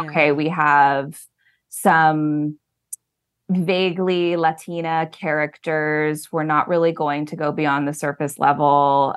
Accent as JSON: {"language": "English", "town": "Lincoln", "region": "Nebraska", "country": "United States", "moved": "yes", "said": "I'm originally from Lincoln, Nebraska"}